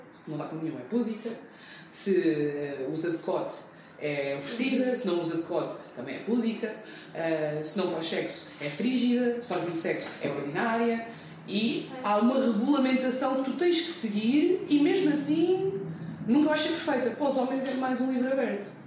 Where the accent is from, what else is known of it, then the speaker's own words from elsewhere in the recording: Portugal; Eu cresci em Portugal